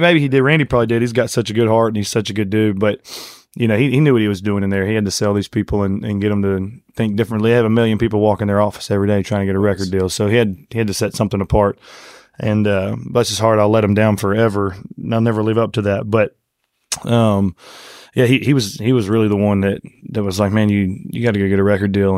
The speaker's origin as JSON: {"language": "English", "town": "Conroe", "region": "Texas", "country": "United States", "tie": "born or raised there", "said": "grew up in a town called Conroe, Texas. Uh, it's about forty miles north of Houston."}